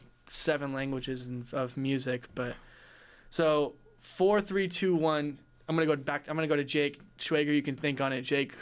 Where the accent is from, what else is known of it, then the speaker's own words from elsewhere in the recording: Los Angeles, California, United States; my hometown Los Angeles